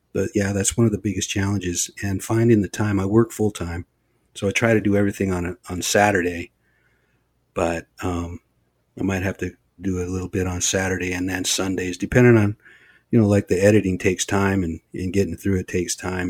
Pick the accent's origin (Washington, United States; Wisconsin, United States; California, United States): Washington, United States; Olympic Peninsula; I come from a very small band of people over on the Olympic Peninsula, Lower Elwa